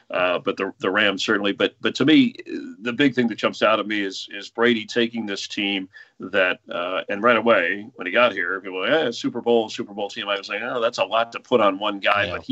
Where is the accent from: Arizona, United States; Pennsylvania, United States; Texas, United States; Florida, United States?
Florida, United States; I'm growing up in Florida.